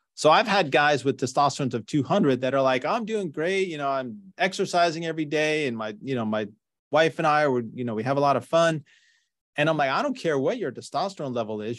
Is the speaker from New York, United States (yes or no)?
yes; New York, United States; now in Northern California, United States; I grew up in New York